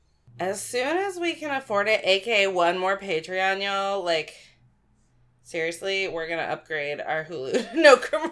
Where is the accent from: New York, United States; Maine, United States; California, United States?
Maine, United States; we're from Maine.